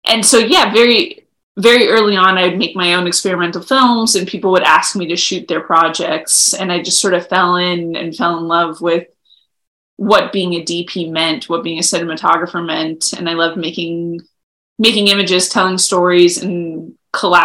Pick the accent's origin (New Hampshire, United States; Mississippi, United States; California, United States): California, United States; Los Angeles; moved away as an adult; also born or lived in Ithaca, New York; I grew up in Los Angeles, surrounded by movies